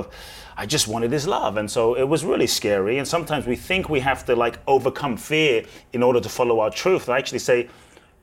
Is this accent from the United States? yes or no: no; London, United Kingdom; also born or lived in Ghana; I was born in Ghana, West Africa. My father's from Ghana, my mother's Japanese. I grew up in London